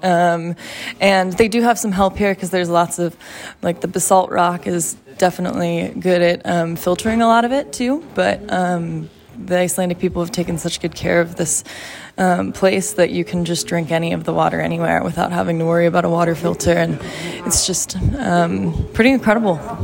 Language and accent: English; Texas, United States; I am from Texas, and it's not normal for people from Texas to be this tolerant to cold